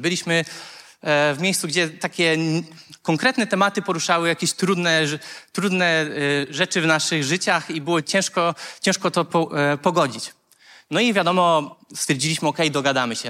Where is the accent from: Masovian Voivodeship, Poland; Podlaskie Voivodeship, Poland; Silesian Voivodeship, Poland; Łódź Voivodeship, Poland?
Masovian Voivodeship, Poland; Konstancin-Jeziorna; pochodzę z Konstancina